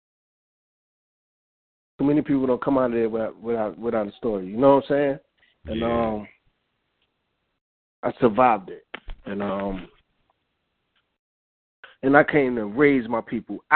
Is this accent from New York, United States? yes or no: yes; New York City, New York, United States; I was born and raised in Brooklyn, New York, Red Hook Projects.